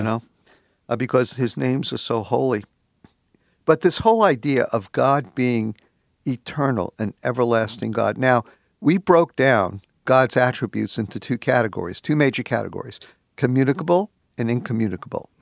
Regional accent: New York City, New York, United States; I was brung up in the New York City school system

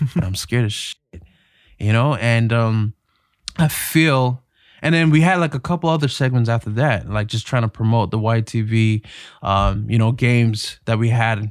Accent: Toronto, Ontario, Canada; I grew up in Toronto, Ontario, uh, in North York.

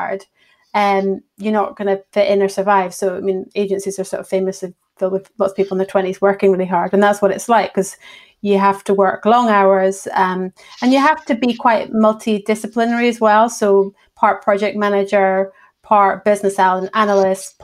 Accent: Edinburgh, Scotland, United Kingdom; also born or lived in Fife / Bristol; I've grown up in Edinburgh and then went down to Bristol through uni, and after that travelled about a bit and found my way back here

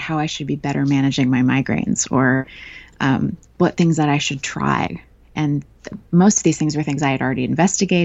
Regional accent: Northern California, United States; now in Melbourne, Australia; I live in Melbourne, Australia, but I'm from Northern California originally

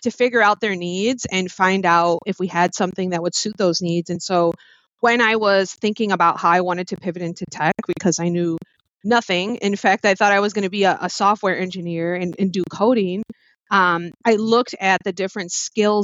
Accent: Chicago, Illinois, United States; I am from Chicago. My parents are from Mexico, so Aguascalientes and Guanajuato.

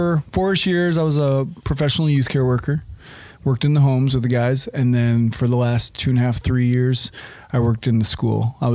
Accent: Wisconsin, United States; also born or lived in Denver, Colorado / Kansas; I am from Wisconsin. I was born in Denver, Colorado and lived in Colorado for 2 years and then been in Wisconsin the rest of my life.

